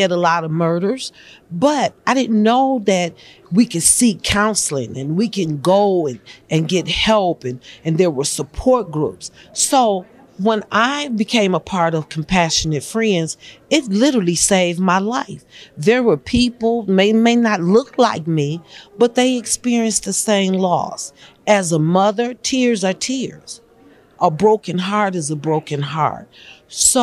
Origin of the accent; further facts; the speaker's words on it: Montgomery, Alabama, United States; also born or lived in Pontiac, Michigan; I'm from Montgomery, Alabama, by way of Pontiac, Michigan.